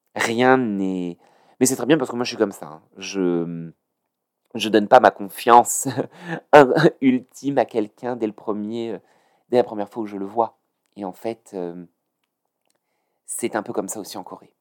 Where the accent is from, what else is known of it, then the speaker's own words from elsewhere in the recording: France; now in Paris, France; j'ai grandi en banlieue.